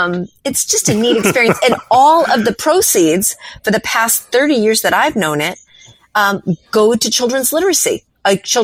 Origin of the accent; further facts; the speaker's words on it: New England, United States; and growing up in New England, I will own this.